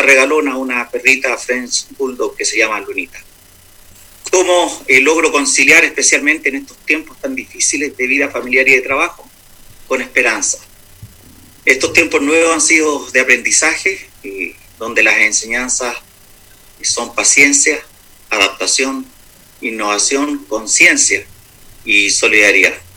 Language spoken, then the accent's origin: Spanish; Santiago, Santiago Metropolitan Region, Chile; moved away as an adult; also born or lived in Peru / United States / Atacama; now in Copiapó, Chile; nací en Santiago, estudié mi enseñanza básica y la enseñanza media eh, allí en Santiago